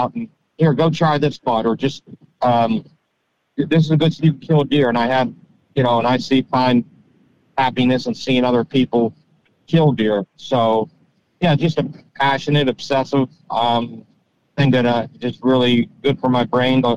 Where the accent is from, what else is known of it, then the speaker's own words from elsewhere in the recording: Pittsburgh, Pennsylvania, United States; I grew up near Pittsburgh, just south of Pittsburgh